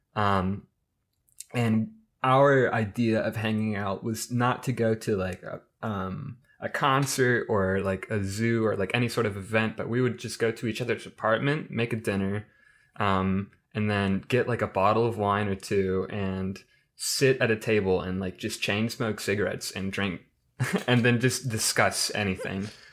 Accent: Midwest, United States; as a Midwesterner

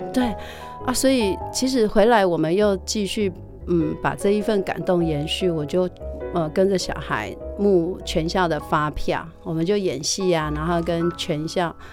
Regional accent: Wuqi, Taichung, Taiwan; 回到我的家乡无期教书

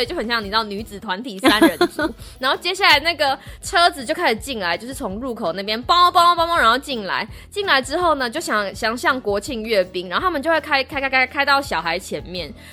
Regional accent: Taiwan; moved away as an adult; now in United States; 我从台湾来的

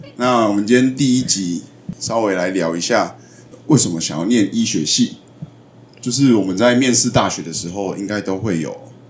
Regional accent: Taiwan; 我自己也是台湾人，我念的学校就是南部学校

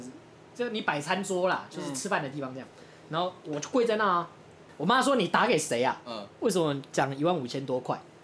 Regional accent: Taoyuan, Taiwan; 我们老家大园

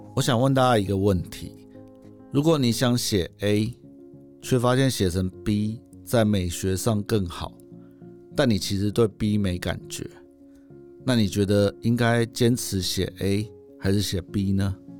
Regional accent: Taipei, Taiwan; also born or lived in Hualien; 我回到台北，因为我是台北人嘛。嗯。我其实在外，我其实在外县市只过了七年而已

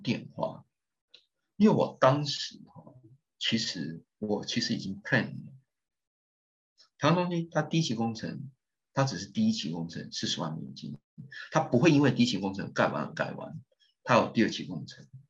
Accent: Taiwan; 这是我们台湾人的钱

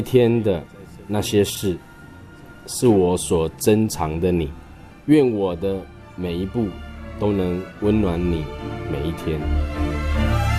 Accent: Taiwan; 我在中心村长大

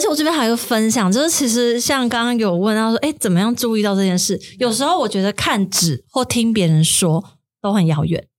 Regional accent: Kaohsiung, Taiwan; moved away; 我自己是高雄人

